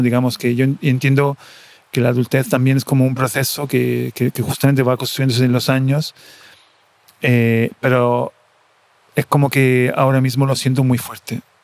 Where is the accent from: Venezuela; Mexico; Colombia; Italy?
Italy; Coreno Ausonio, Lazio; Spanish is a second language; moved away as an adult; also born or lived in Rome / Buenos Aires; Mi pueblo, Correna Ausonio, en el sur del Lazio, mm, que está entre Roma y Nápoles, en Italia un pueblo de 1.600 habitantes eh, en el que he vivido hasta, hasta mis 19 años